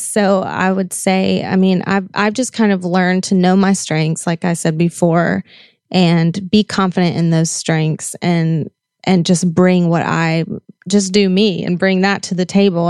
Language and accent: English; the South, United States; I grew up in the South where, I mean, that's just what you did.